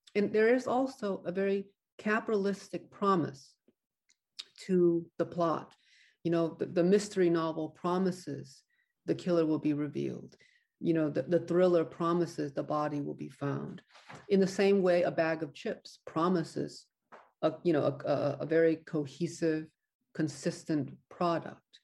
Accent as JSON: {"language": "English", "country": "United States", "said": "an American novelist"}